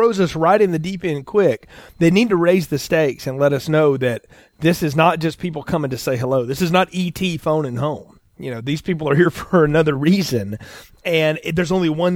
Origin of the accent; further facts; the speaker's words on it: the South, United States; I'm from the South